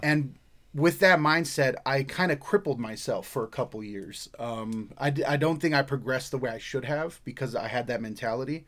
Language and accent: English; Hawaii, United States; moved away; I'm not Samoan. I'm not Hawaiian. I grew up in Hawaii